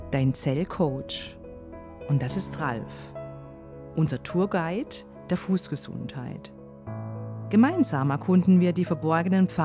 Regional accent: Baden-Württemberg, Germany; Ich komme ja aus der Ortenau, ne? Und da haben wir schon ganz früh solche äh, Wege gehabt und ähm, einer war so auch in Zellweierbach, ne?

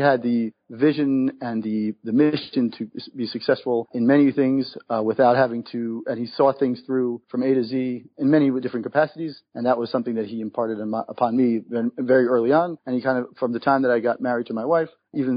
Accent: New York, United States; moved away as an adult; now in Israel; I was born and raised in New York.

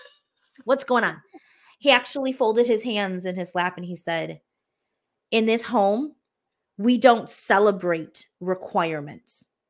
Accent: United States; I am Hmong American

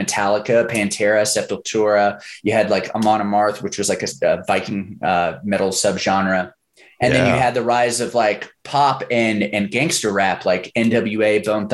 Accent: Oklahoma, United States; I grew up in Oklahoma during that time period

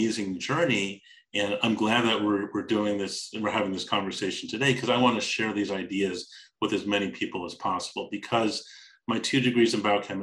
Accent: Los Angeles, California, United States; growing up in Los Angeles

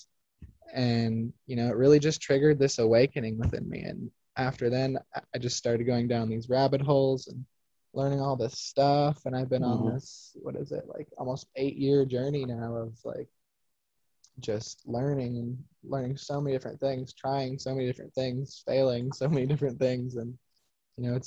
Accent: Phoenix, Arizona, United States; when I was little, I grew up in Phoenix

